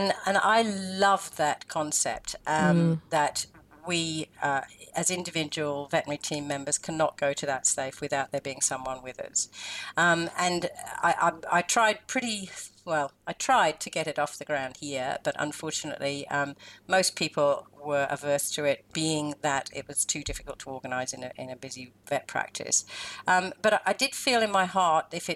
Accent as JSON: {"language": "English", "region": "the Midlands of England", "country": "United Kingdom", "tie": "born or raised there", "also_born_or_lived": "New Zealand", "moved": "as an adult", "lives_now": "Melbourne, Australia", "said": "originally from England, and I was born in the Midlands of England, and I came out to New Zealand in 1975"}